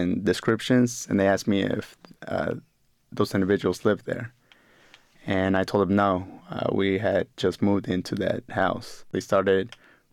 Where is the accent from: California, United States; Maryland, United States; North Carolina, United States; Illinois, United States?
California, United States; Sacramento; also born or lived in Mexico City, Mexico; My family decided to move us to the United States. That was in 1993, and we moved to Sacramento, California.